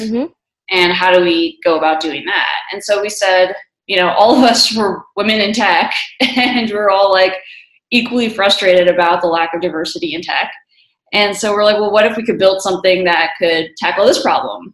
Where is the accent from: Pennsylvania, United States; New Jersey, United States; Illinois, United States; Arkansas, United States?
New Jersey, United States; also born or lived in New York City / Tallahassee, Florida / Miami / Washington, D.C.; now in Colorado, United States; I grew up in New Jersey